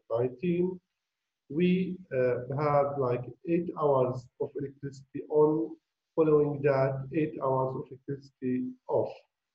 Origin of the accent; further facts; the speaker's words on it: Gaza, Gaza Strip, Palestine; I'm from Gaza.